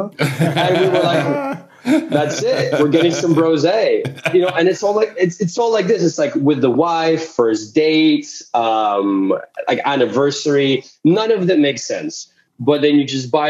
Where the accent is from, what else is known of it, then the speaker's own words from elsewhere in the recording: Russia; moved away; I was born in Russia. I'm from Eastern Europe with family in Ukraine as well.